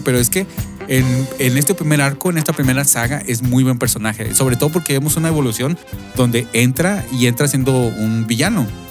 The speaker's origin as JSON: {"language": "Spanish", "country": "Mexico", "moved": "yes", "lives_now": "United States", "said": "nosotros que somos inmigrantes este, mexicanos viviendo aquí en Estados Unidos"}